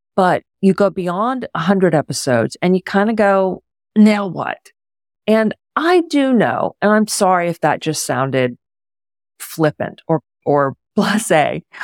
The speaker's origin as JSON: {"language": "English", "town": "Houston", "region": "Texas", "country": "United States", "tie": "born or raised there", "also_born_or_lived": "Pittsburgh", "moved": "yes", "lives_now": "Houston, United States", "said": "When I was moving back to my hometown of Houston"}